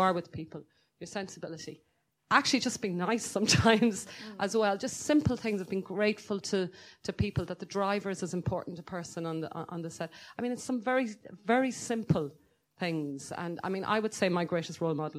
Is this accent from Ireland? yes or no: yes; Ireland; I am so advantaged by being Irish